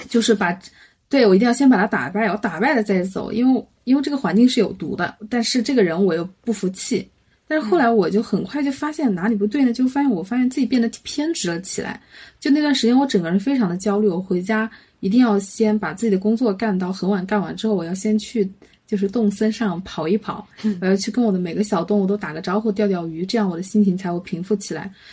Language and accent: Chinese; Hubei, China; 我们湖北人